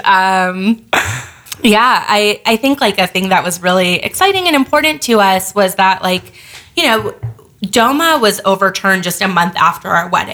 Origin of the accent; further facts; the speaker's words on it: Los Angeles, California, United States; moved away as an adult; also born or lived in New York; I grew up